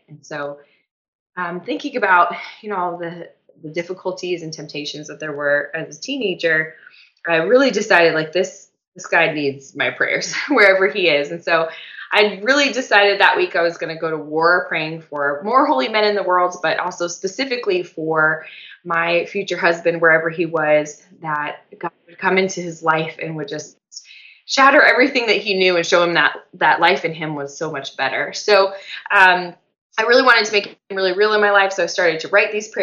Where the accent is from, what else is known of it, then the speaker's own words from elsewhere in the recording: Colorado, United States; moved away as an adult; also born or lived in Steubenville, Ohio; I'm originally from Colorado, so I'm home